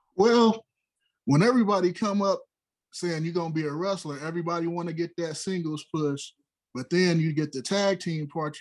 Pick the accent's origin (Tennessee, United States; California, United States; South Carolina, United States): California, United States; Los Angeles; I'm from South Central